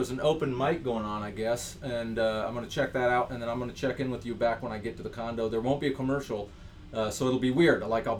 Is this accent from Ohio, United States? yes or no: yes; Ohio, United States; I'm from Ohio, and it really sucks. There's nothing to do.